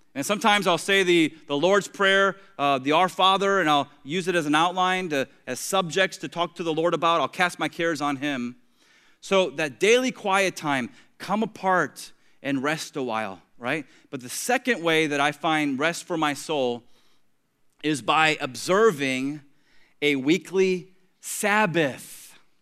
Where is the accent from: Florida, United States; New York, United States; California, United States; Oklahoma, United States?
Florida, United States; Tampa; now in Treasure Coast, Florida, United States; I grew up in Tampa